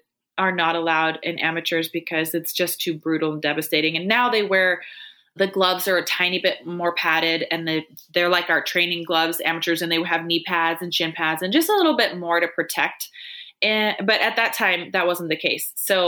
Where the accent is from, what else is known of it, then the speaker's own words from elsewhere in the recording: Washington, United States; I'm from Washington State